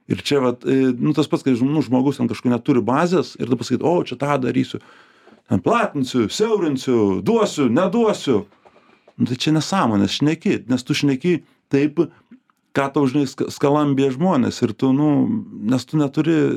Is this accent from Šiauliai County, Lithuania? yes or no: yes; Šiauliai, Šiauliai County, Lithuania; now in Vilnius, Lithuania; aš šiaulietis aš šiaulietis vilniuj kaip tas